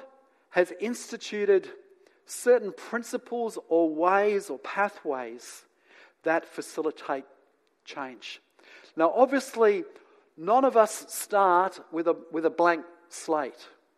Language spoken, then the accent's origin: English; New Zealand; also born or lived in England; now in Australia; And then I grew up in New Zealand. And now I live in Australia.